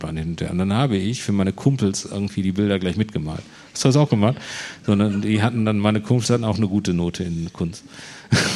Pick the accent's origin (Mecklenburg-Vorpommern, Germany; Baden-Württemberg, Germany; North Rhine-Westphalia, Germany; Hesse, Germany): North Rhine-Westphalia, Germany; Herne; also born or lived in Bochum; ich bin in Herne groß und in Bochum dick geworden. Also ich bin in Herne zur Schule gegangen.